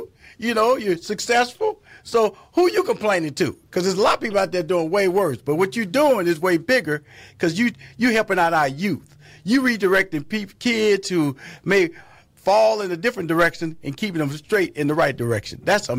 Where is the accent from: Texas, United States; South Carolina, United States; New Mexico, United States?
Texas, United States; Houston; because, you know, I came from Fifth Ward, you know. It's one of the more impoverished